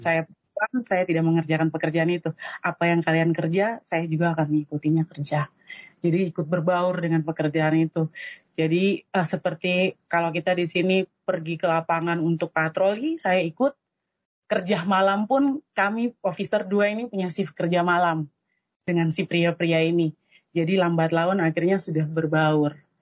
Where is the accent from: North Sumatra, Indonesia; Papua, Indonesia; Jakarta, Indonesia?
Papua, Indonesia; kami Papua ada kuota Papua untuk Petrosi kami di Timika